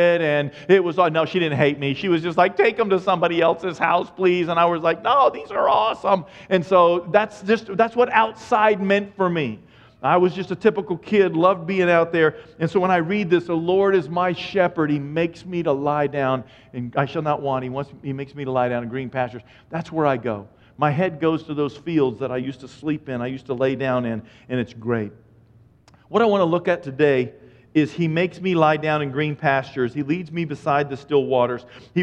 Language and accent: English; New England, United States; I'm from New England